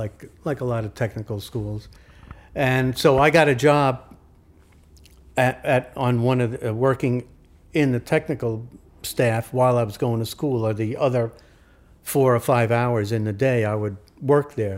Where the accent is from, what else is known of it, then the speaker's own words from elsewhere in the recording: New York City, New York, United States; also born or lived in Queens; I grew up in Brooklyn.